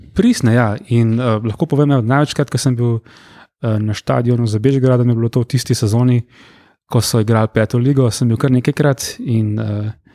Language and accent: Slovenian; Brnik, Upper Carniola, Slovenia; ja prihajam iz Gorenske, recimo, ja. iz Brnika, eh, rodno